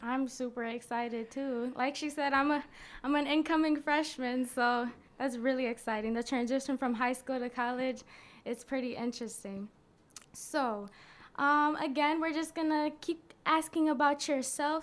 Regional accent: Rochester, New York, United States; it's already in my hometown

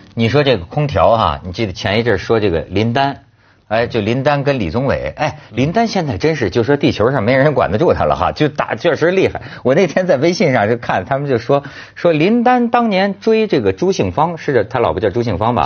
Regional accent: Shijiazhuang, Hebei, China; moved away; also born or lived in Beijing; 我们家乡石家庄

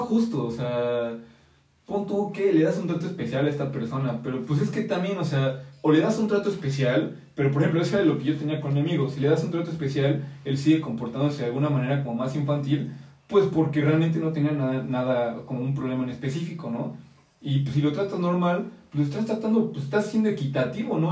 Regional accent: Mexico; nosotros como mexicanos

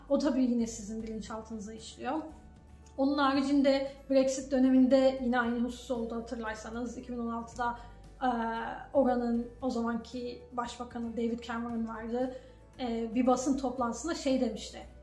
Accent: Turkey; moved away as an adult; now in Canada; Ben de Türk'üm dedim.

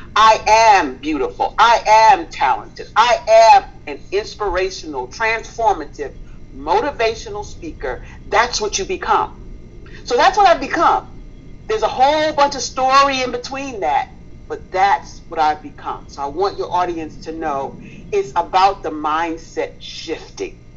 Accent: Spring Valley, New York, United States; moved away as an adult; now in Hampton, United States; I am originally from New York State, a little small town called Spring Valley, 45 minutes northwest of New York City, Manhattan

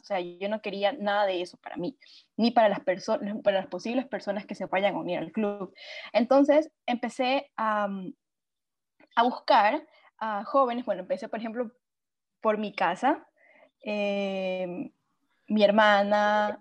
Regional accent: Machala, El Oro, Ecuador; also born or lived in Cuenca, Ecuador; tuve que volver a mi ciudad natal, Machala

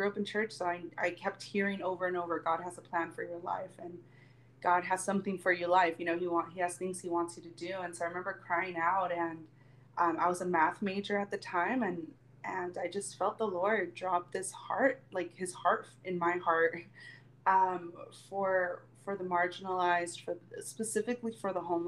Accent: Long Beach, California, United States; moved away as an adult; also born or lived in Mexico City, Mexico; now in Mexico; I was born in Mexico City, raised in Long Beach, California, and now I'm back here

